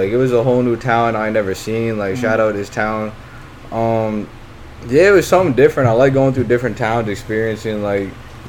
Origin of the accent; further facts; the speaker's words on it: Huntington Station, New York, United States; Like, my father, like, he's from my same town, too. Like, I was born and raised in Huntington Station.